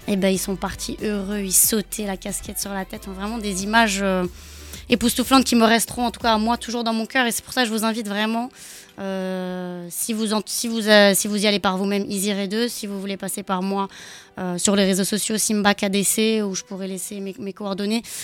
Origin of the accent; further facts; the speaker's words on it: France; je suis née en France, j'adore le Portugal aussi. Hein. Euh, mes parents sont portugais